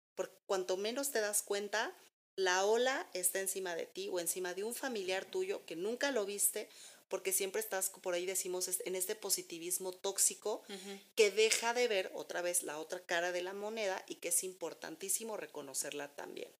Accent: Mexico; nosotros como mexicanos

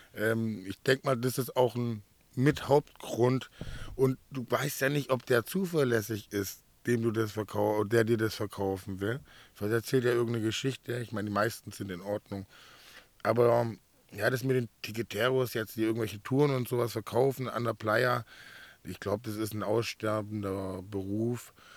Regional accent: Swabia, Baden-Württemberg, Germany; moved away as an adult; now in Mallorca, Spain; ich komme aus dem Schwabeländer

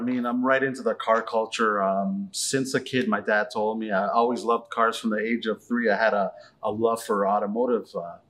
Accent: Toronto, Ontario, Canada; now in Cambridge, Canada; I grew up in Etobicoke, Toronto.

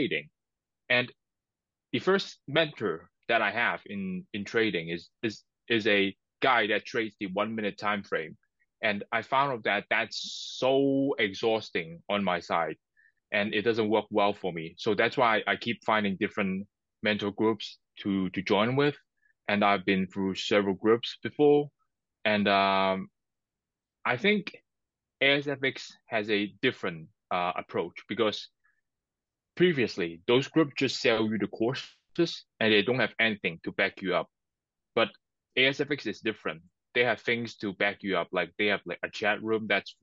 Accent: Hong Kong; I'm from Hong Kong, China.

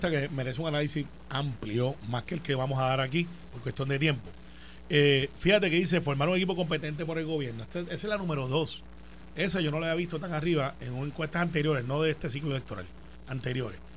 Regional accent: Puerto Rico; soy boricua

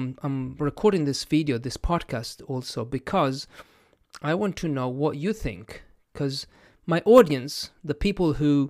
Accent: Italy; first language Italian; English is a second language; And I am one of those because my first language is not English, is Italian. And I define myself as a non-native English speaker.

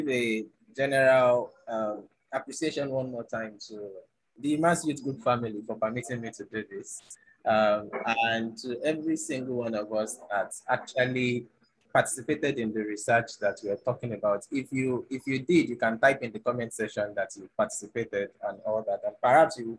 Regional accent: Nigeria; I'm an African, I'm a Nigerian, and I'm a millennial

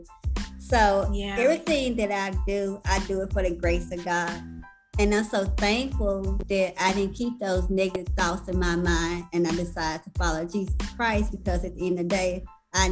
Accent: Canton, Mississippi, United States; now in Houston, United States; I'm from Canton, Mississippi. I currently reside in Houston, Texas.

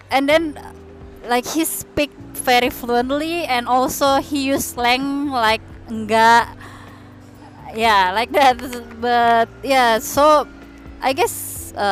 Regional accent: Indonesia; English is a second language; we're Indonesian.

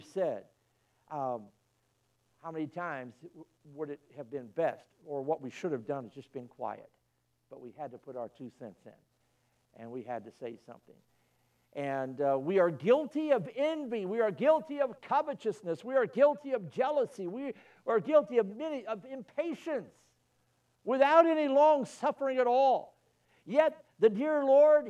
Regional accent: Illinois, United States; moved away; I was born in Illinois

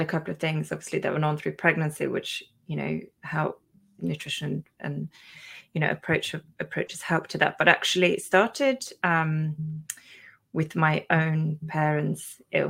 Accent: Sweden; English is a second language; now in England, United Kingdom; Then I had my own kind of epiphany again when I moved to England from Sweden, where, you know, when you come here, the lifestyle is really different

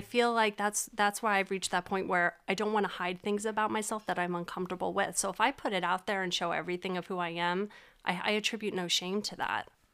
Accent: Reading, Pennsylvania, United States; also born or lived in Florida; I was born and raised in Reading.

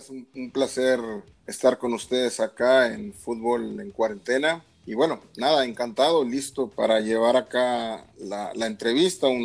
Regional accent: Monterrey, Nuevo León, Mexico; yo llevaba el club de Rayados de Monterrey de donde soy originario.

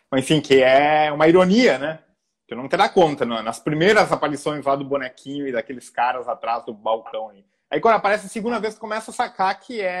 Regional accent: Rio Grande do Sul, Brazil; moved away as an adult; now in Rio de Janeiro, Brazil

